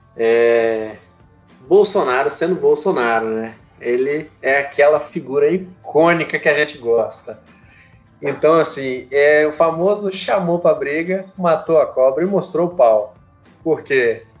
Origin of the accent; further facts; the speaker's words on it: Brazil; A gente, como brasileiro